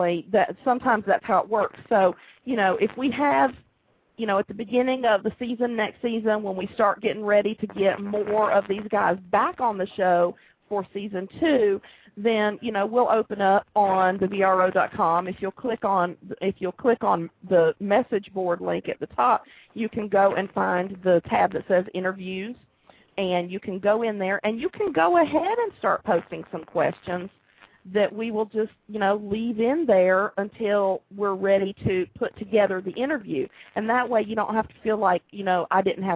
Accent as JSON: {"language": "English", "region": "Georgia", "country": "United States", "tie": "born or raised there", "said": "I've lived here my whole life, and I don't think I have quite as heavy an accent as Jess does"}